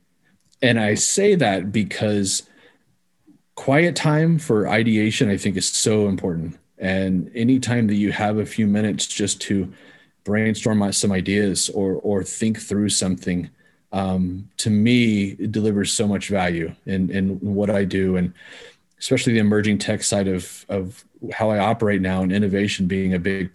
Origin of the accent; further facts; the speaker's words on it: Kansas, United States; I grew up in Kansas